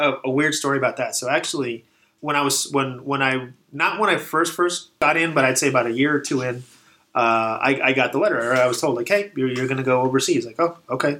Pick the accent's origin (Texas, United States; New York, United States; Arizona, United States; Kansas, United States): Texas, United States; moved away as an adult; also born or lived in Dallas Fort Worth / El Paso; now in California, United States; I'm originally from Texas